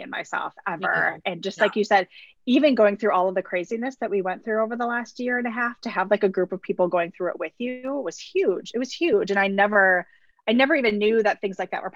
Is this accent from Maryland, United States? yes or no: no; Wisconsin, United States; I was born and raised in Wisconsin.